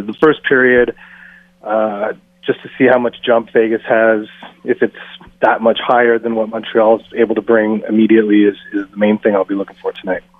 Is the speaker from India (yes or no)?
yes; India; I'm Indian